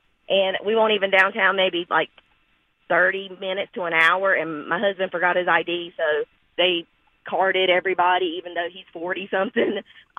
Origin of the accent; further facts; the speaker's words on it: Benson, United States; I'm from Benson, too.